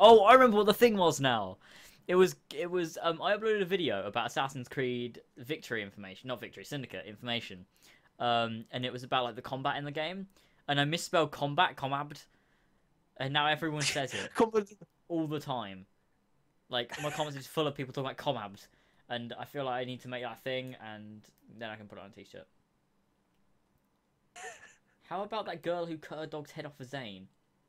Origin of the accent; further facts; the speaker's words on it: Australia; One of the girls in us say, America. They all were like, okay. And I screamed, Australia, and they all cheered.